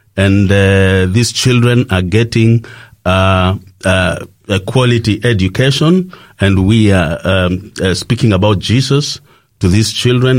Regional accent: Kenya; I come from uh, Kenya, that is uh, in East Africa

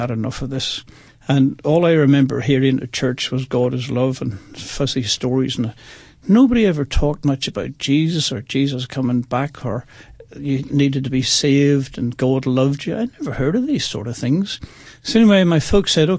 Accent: Bangor, Northern Ireland, United Kingdom; also born or lived in Belfast; now in Australia; I was born in Belfast, and then we moved to a little country place called Bangor by the seaside

